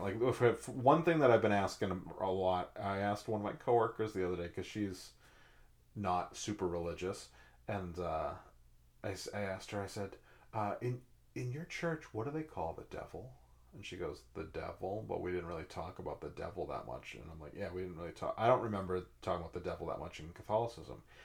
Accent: Massachusetts, United States; moved away; I grew up in Massachusetts

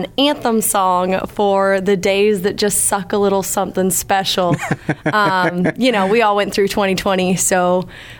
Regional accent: Lakeville, Massachusetts, United States; moved away as an adult; now in Nashville, United States; I am originally from Lakeville, Massachusetts, home of Ocean Spray Cranberry Juice

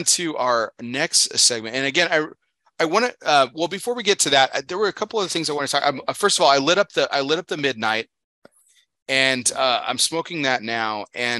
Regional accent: Texas, United States; Man, growing up in Texas, that's pretty much my children are also hot blooded like me too.

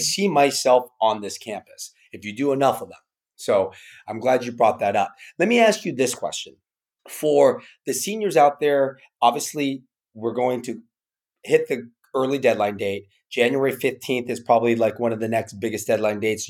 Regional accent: California, United States; We're from California.

